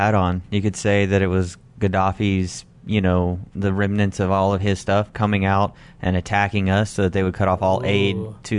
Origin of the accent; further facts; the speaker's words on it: United States; I am the only American on this podcast.